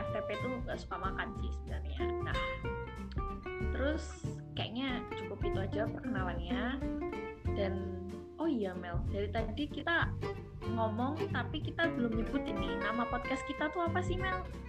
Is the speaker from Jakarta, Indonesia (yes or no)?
no; Yogyakarta, Special Region of Yogyakarta, Indonesia; moved away as an adult; now in Semarang, Indonesia; Aku berasal dari kota Gudeg atau kota belajar yaitu Jogja